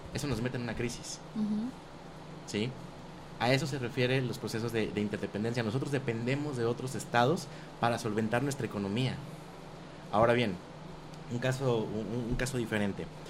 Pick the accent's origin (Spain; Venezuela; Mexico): Mexico; nosotros como mexicanos